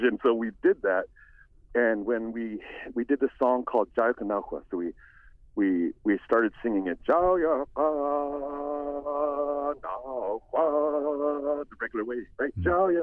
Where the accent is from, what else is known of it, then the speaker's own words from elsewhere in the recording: Bethel, Alaska, United States; Bethel, my hometown